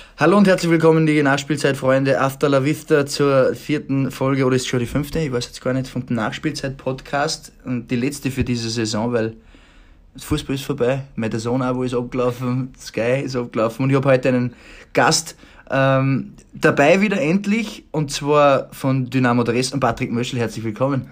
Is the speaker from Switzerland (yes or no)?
no; Upper Austria, Austria; moved away as an adult; also born or lived in Germany; wir sind beide aus Oberösterreich